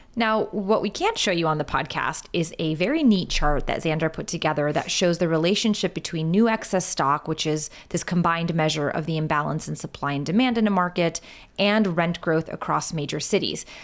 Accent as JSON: {"language": "English", "town": "Rochester", "region": "New York", "country": "United States", "tie": "born or raised there", "said": "my hometown of Rochester, New York"}